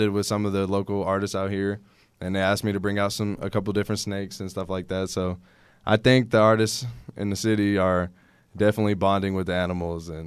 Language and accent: English; Houston, Texas, United States; Houston, born and raised.